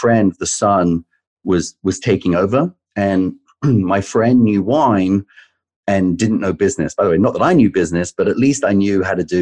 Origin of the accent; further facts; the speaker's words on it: England, United Kingdom; moved away as an adult; also born or lived in London; now in United States; I grew up in England. I worked in London